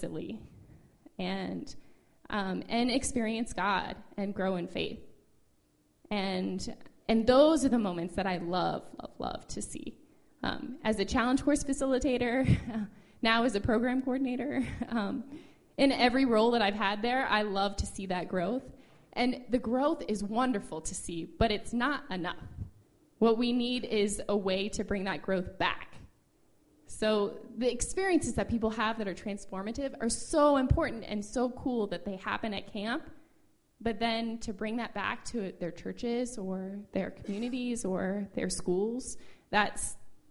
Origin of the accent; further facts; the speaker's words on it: Midwest, United States; moved away as an adult; I'm from the Midwest originally